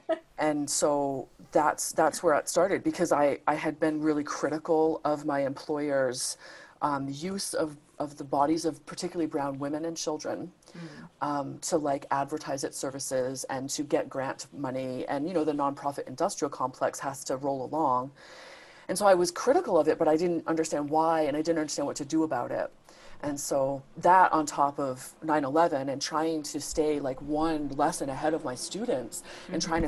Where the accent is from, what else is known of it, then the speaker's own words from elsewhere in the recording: Rhode Island, United States; I was working at this nonprofit organization in my home state of Rhode Island, so I'm American.